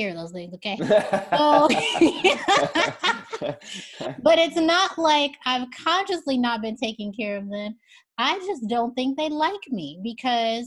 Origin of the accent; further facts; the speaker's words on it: Chicago, Illinois, United States; now in New York, United States; Chicago, which is my hometown, where most of my immediate family is